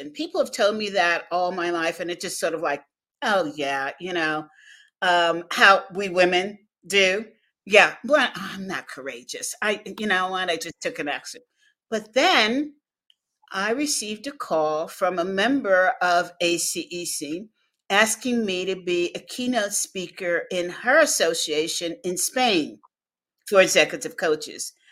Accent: Los Angeles, California, United States; And so I grew up in La La Land

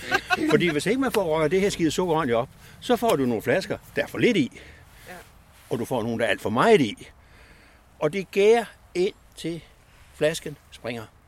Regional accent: West Jutland, Central Denmark Region, Denmark; moved away as an adult; vi er oprindeligt vestjyder

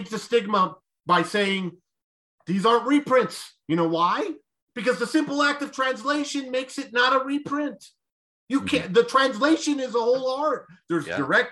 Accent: Roswell, New Mexico, United States; moved away; so I grew up in Roswell

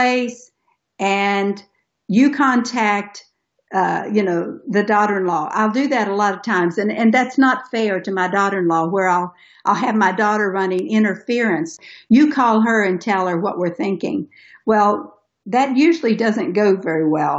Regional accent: Tennessee, United States; We're from Tennessee, so we have guns in our house

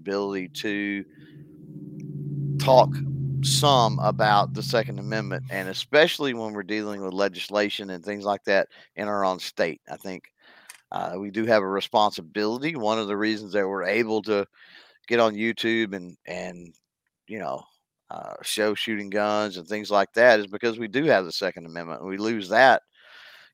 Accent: Texas, United States; being from Texas

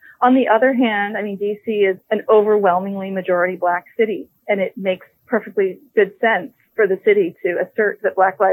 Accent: Chicago, Illinois, United States; Born and raised in Chicago, born on the South Side and the South Shore neighborhood

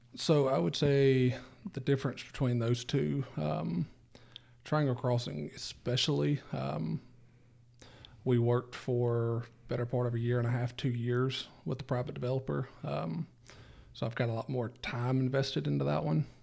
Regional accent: Mississippi Delta, United States; I'm from the Delta

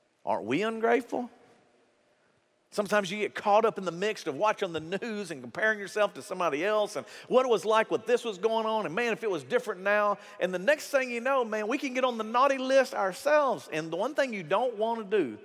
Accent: United States; we're American.

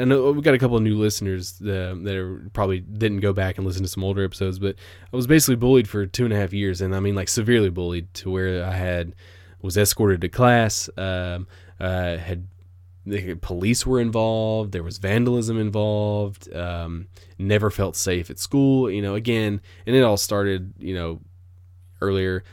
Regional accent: United States; I am an American

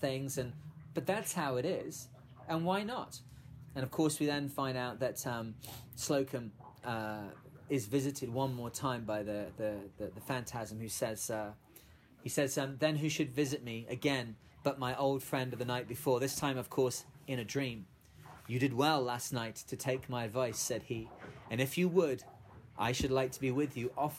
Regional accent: United Kingdom; as a Brit

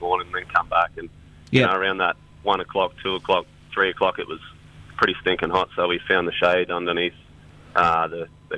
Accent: Darwin, Northern Territory, Australia; now in Cairns, Australia; we've always had a bit of a family memory growing up in Darwin

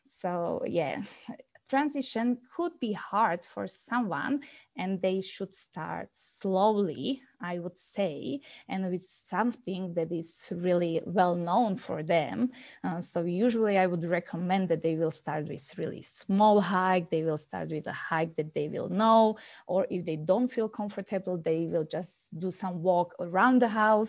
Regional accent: Slovakia; moved away as an adult; now in Calgary, Canada; I'm coming from Slovakia, as was already mentioned, and we moved to Calgary 3 years ago.

